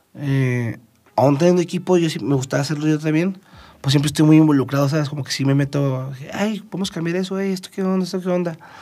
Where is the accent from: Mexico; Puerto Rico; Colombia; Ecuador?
Mexico; Chihuahua; now in Mexico City, Mexico; yo soy de Chihuahua